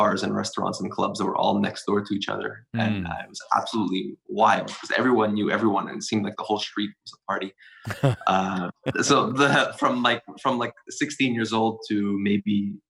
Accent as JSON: {"language": "English", "town": "Montreal", "region": "Quebec", "country": "Canada", "tie": "born or raised there", "said": "It's a special city."}